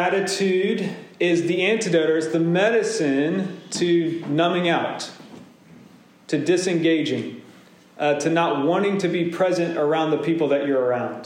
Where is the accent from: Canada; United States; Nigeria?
United States; Deep South; I grew up in Pentecostal churches and Baptist churches in the Deep South.